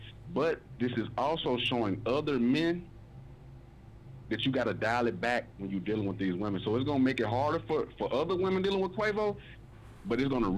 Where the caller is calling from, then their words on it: Memphis, Tennessee, United States; I'm calling from Memphis, Tennessee.